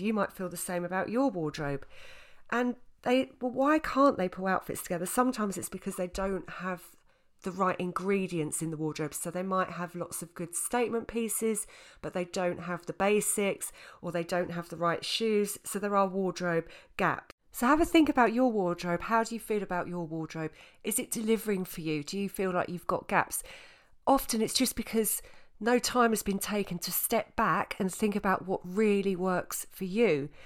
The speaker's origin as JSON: {"language": "English", "area": "Essex", "region": "East of England", "country": "United Kingdom", "said": "I was from Essex. I'm still from Essex. At the time, I was living in Essex"}